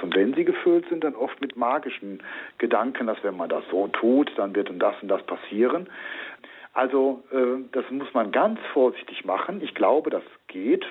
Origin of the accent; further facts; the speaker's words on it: Rhineland, Germany; now in Hopsten, Germany; also ich bin Rheinländer